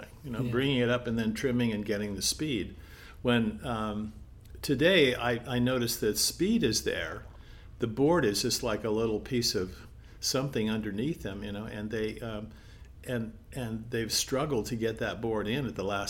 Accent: Palos Verdes, California, United States; Well, you know, my parents moved to Palos Verdes, you know, in 1951 into a house there that my grandfather had built for us, and in Lanada Bay.

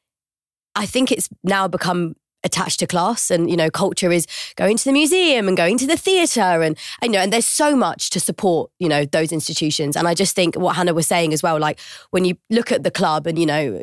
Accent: London, United Kingdom; I'm from Brixton. Growing up and telling people that I was from Brixton

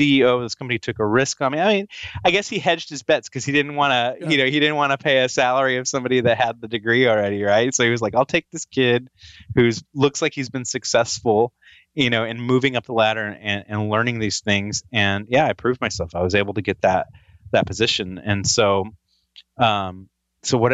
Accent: Fresno, California, United States; I grew up in Fresno, California.

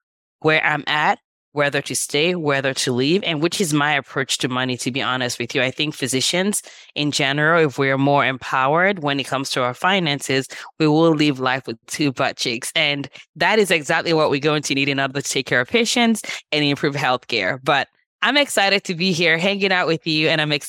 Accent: Nigeria; now in Los Angeles, United States; And I moved from Nigeria about 25 years ago, which is crazy. I'm like, feels like yesterday, but it's been 25 years. And at that point, my siblings and I moved here, and my parents spent most of their time in Nigeria.

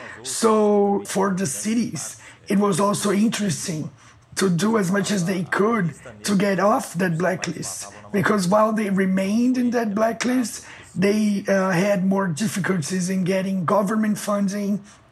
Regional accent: Brazil; born or raised there

